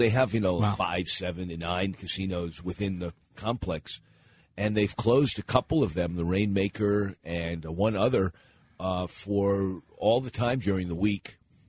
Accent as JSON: {"language": "English", "region": "Pennsylvania", "country": "United States", "tie": "born or raised there", "moved": "yes", "said": "I was born in Pennsylvania and then returned there after I started my career as a community organizer, lived there when I first got married between 1983 and 1988."}